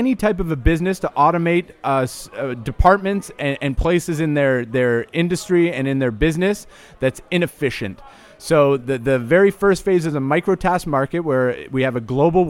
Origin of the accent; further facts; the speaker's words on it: Amsterdam, North Holland, Netherlands; I come from Amsterdam, where the scene is a little bit, it's a little bit segregated